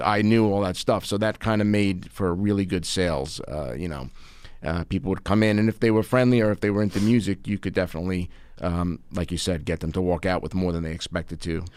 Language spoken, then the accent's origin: English; Long Island, New York, United States; I'm an attorney from Long Island